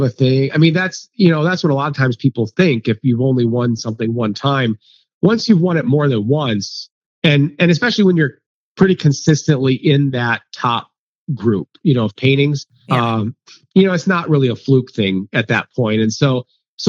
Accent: Ohio, United States; moved away; growing up in Ohio

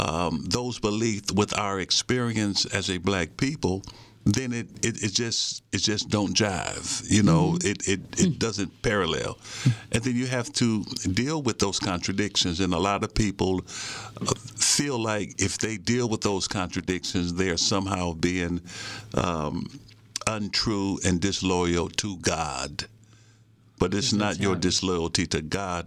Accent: Detroit, Michigan, United States; also born or lived in Virginia; my experience as a black teen growing up in the Jeffries Housing Projects in Detroit, Michigan

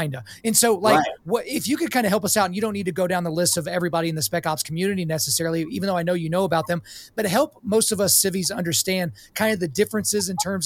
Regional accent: Lawton, Oklahoma, United States; I grew up in Lawton, Fort Sill, so I was around military my entire life

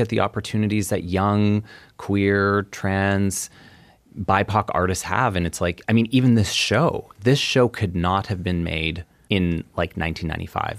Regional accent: Edmonton, Alberta, Canada; I was born in Edmonton

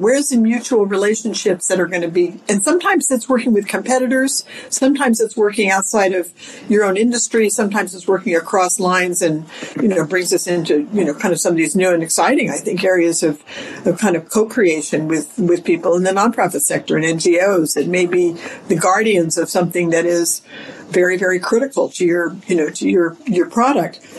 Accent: California, United States; moved away as an adult; now in New York City, United States; I live in New York City, but I grew up in California

